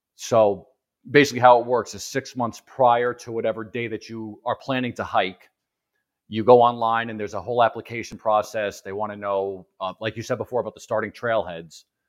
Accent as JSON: {"language": "English", "region": "East Coast", "country": "United States", "said": "I'm from the East Coast, so I'm not used to elevation"}